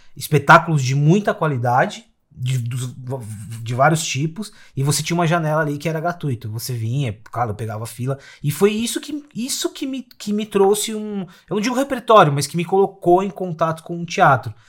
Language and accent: Portuguese; São Paulo, Brazil; also born or lived in Osasco; eu sou da periferia de São Paulo, moro em Osasco